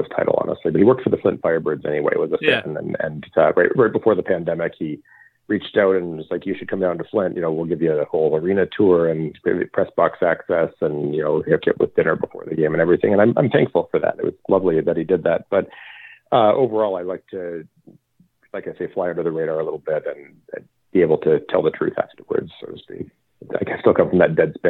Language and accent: English; London, Ontario, Canada; I am from London, Ontario